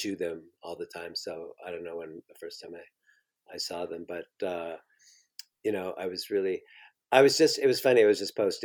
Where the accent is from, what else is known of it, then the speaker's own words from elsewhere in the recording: Southampton, Ontario, Canada; I was born in Southampton, but I grew up in a farm. So we were kind of in the middle of nowhere